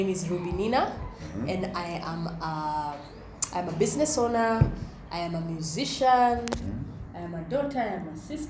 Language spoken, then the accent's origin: English; Nairobi, Kenya; I grew up in South. Born and raised in South B.